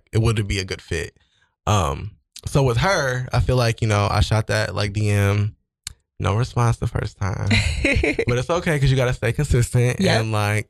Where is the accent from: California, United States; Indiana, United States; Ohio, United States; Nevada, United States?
Ohio, United States; Cincinnati; also born or lived in Kent, Ohio; I was like raised in Cincinnati, Ohio